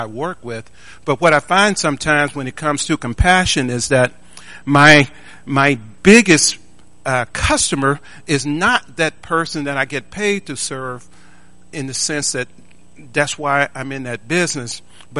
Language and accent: English; Tuscaloosa, Alabama, United States; I was born a poor black kid in Tuscaloosa, Alabama